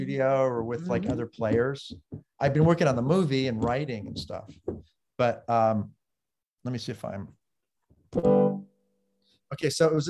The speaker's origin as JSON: {"language": "English", "town": "Los Angeles", "region": "California", "country": "United States", "tie": "born or raised there", "said": "Los Angeles. Mm-hmm. I mean, Beverly Wood, you know, over the hill till I was seven. And then my parents built a house in the San Fernando Valley."}